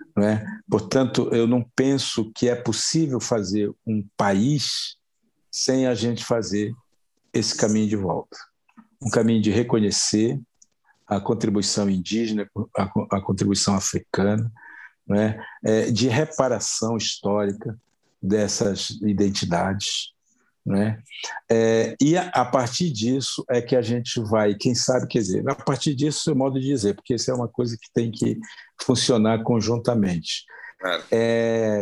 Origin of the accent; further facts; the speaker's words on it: Brazil; a gente se constituir como, como, como brasileiros